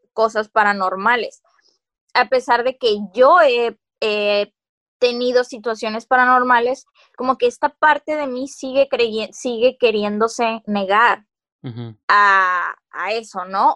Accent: Mexico; estando en frontera, que no nos olvidemos de que somos mexicanos

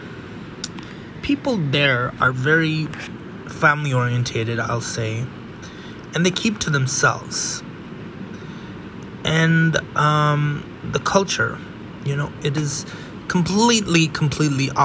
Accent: California, United States; I grew up in California, the very end of the West of the United States

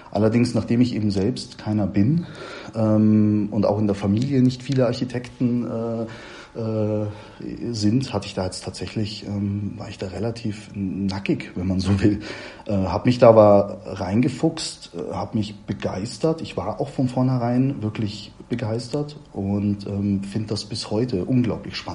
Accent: Munich, Bavaria, Germany; born there; kam ich dann eben auch wieder hier zurück nach München in, in meine Geburtsstadt

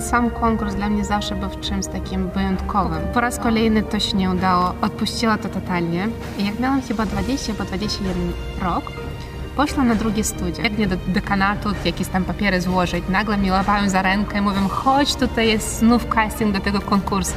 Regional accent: Kherson, Kherson Oblast, Ukraine; moved away as an adult; now in Opole, Poland; W swoim rodzinnym mieście, jak miałam 20 lat, uczestniczyła w konkursie Miss Herson. Właśnie pochodzę z miasta Herson

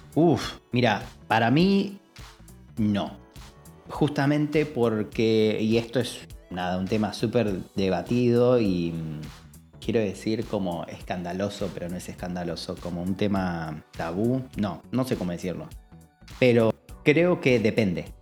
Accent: Argentina; como en Argentina, muchas veces, digo, lo mamamos por TV y lo mamamos en casa

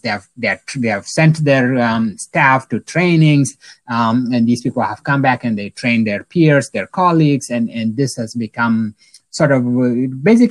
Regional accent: South Sudan; moved away; I'm originally from South Sudan, so spent some time in the refugee camps and all that.

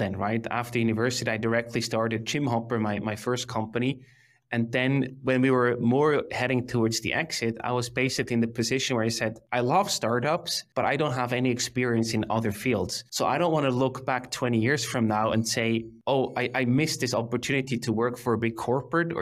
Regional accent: Emmental Valley, Bern, Switzerland; I grew up in the Emmental Valley in the heart of Switzerland, very rural country.

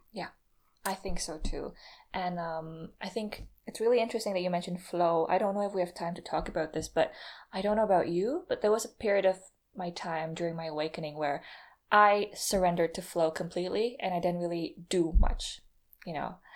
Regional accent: Indonesia; I'm not from America, by the way. I'm, I'm Indonesian

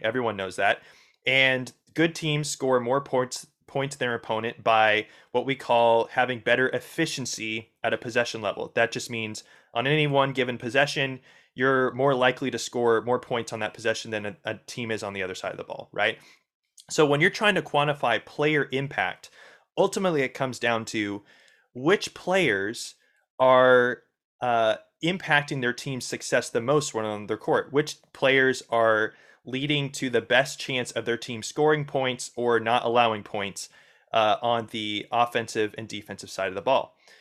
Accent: Indiana, United States; I grew up in Indiana

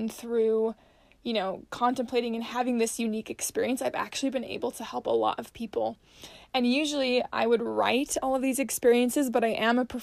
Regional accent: Salt Lake City, Utah, United States; I was born and raised in Salt Lake City, Utah.

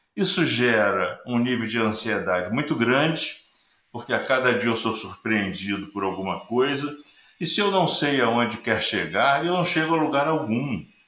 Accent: Rio de Janeiro, Brazil; Eu sou carioca, moro no Rio de Janeiro.

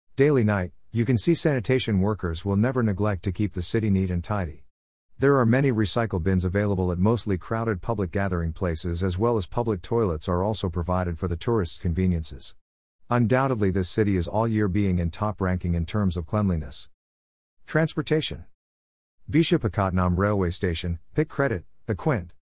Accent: Malaysia; moved away as an adult; now in Visakhapatnam, India; As a Malaysian, I have shifted to Vizag after marrying my Indian husband

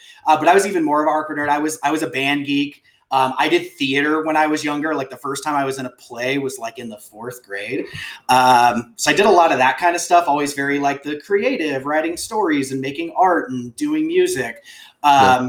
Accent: Beaumont, California, United States; I grew up in and around the Inland Empire. I spent most of my time, like most of my, I guess, like formative years in a small town in, for anybody who knows the Southern California area, Beaumont, California

